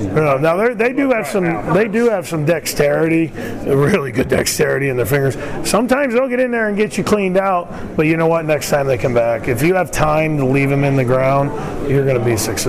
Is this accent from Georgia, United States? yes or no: no; Williamsport, Pennsylvania, United States; also born or lived in Scranton/Wilkes-Barre, Pennsylvania; I grew up around Williamsport in the central part.